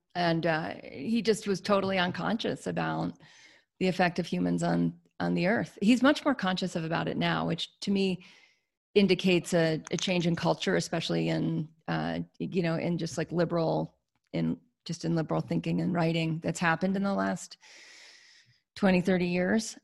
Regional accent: United States; I'm an American

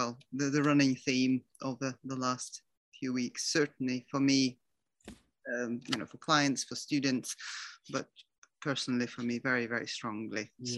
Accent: Moscow, Russia; Well, I thought I was living a very, very happy life in this wonderful Soviet state, which was so much better than anywhere else in the world.

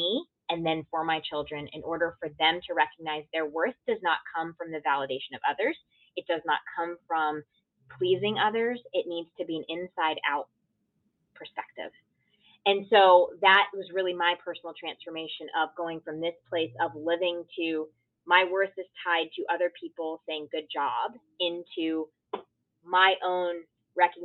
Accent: Connecticut, United States; grew up in a small town in Connecticut. So, you know, growing up as an Indian girl in a predominantly white town

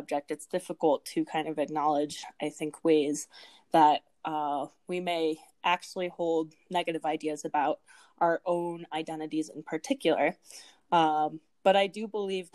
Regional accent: Midwest, United States; I am from the Midwest.

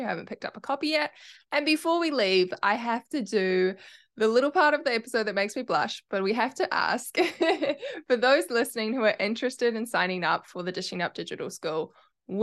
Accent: New Zealand; accent: Kiwi; my Kiwi accent

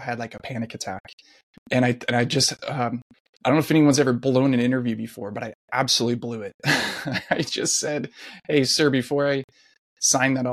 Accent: South Orange County, California, United States; I grew up in South Orange County.

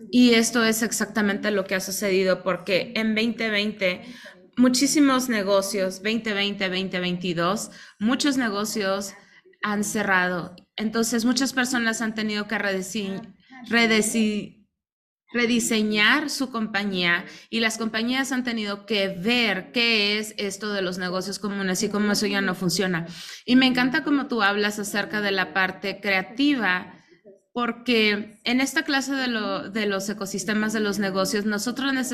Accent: Mexico; now in Spain; recuerdo que cuando vine a España, yo soy mexicana y llegué hace 26 años

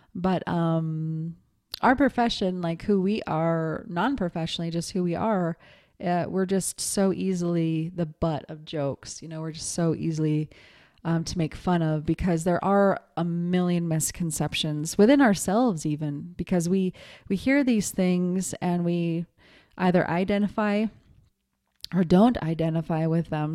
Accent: Montana, United States; moved away as an adult; also born or lived in New York City; I was raised in Montana, but I, I moved to New York City when I was twenty

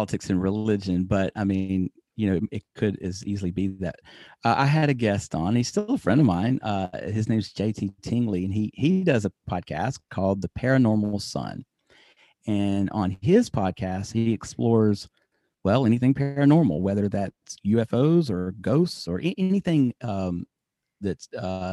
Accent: United States; I'm American.

